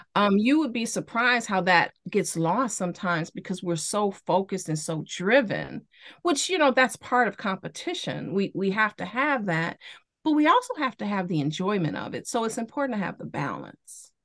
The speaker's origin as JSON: {"language": "English", "town": "Chicago", "region": "Illinois", "country": "United States", "tie": "born or raised there", "said": "growing up in Chicago"}